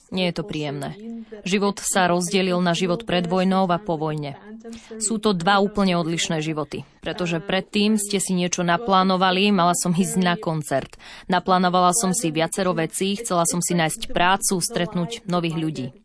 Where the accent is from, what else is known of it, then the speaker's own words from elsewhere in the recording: Lviv, Lviv Oblast, Ukraine; Pochádzam z Lvova na západe